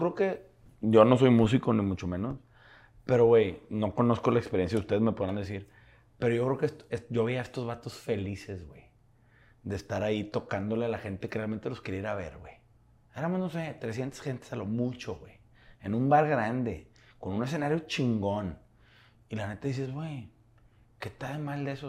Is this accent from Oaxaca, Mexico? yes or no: no; Monterrey, Nuevo León, Mexico; somos regios